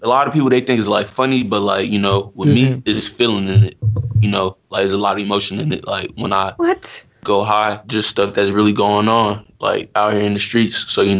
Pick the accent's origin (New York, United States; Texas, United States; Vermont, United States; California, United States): New York, United States; So I grew up in the Bronx and I was staying on Jackson Ave. It was 2006.